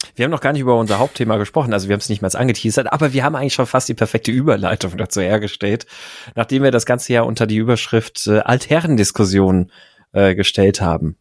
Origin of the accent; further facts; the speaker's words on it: Gaggenau, Baden-Württemberg, Germany; moved away; als Kind bin ich ja äh, in Baden-Württemberg aufgewachsen